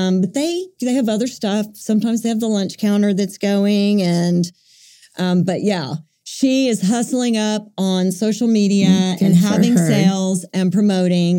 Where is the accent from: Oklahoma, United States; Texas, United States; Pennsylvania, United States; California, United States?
Oklahoma, United States; Buffalo; My little hometown that I grew up in, Buffalo, Oklahoma